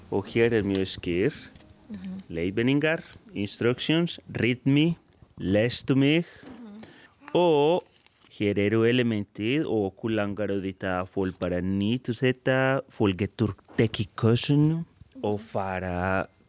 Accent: Colombia; Icelandic is a second language; moved away as an adult; now in Iceland; ég er upprunalega frá Kolumbíu en ég er í dag kolumbískur íslendingur. Ég er búinn að vera hér í 16 ár

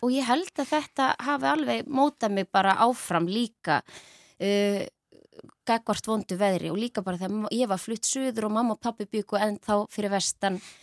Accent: Ísafjörður, Westfjords, Iceland; Ég ólst upp á Ísafyrði

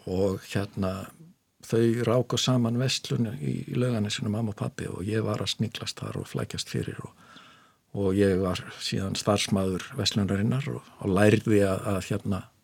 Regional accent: Reykjavík, Capital Region, Iceland; Ég er fættur og uppalinn í Reykjavík

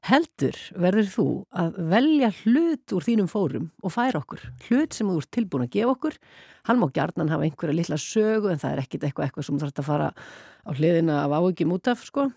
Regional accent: Iceland; ég var svo eina frá Íslandi

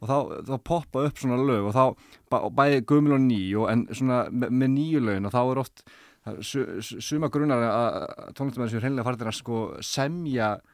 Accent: Iceland; við Íslendingar

